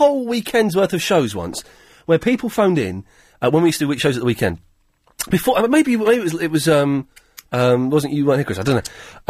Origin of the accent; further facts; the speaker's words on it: Slough, South East England, United Kingdom; I'm from Slough.